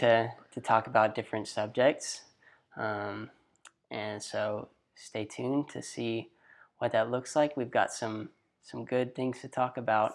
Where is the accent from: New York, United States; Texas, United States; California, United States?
Texas, United States; Athens; I'm from a small town in East Texas called Athens.